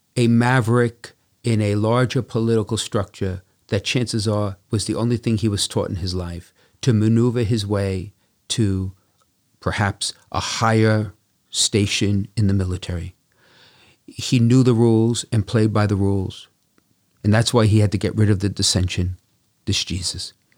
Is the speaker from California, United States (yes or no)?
no; Brooklyn, New York, United States; growing up in Brooklyn, we could walk to the seven churches